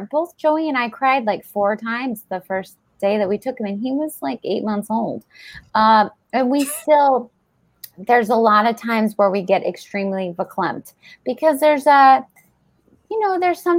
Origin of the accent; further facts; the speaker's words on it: Denver, Colorado, United States; I grew up in Denver, Colorado.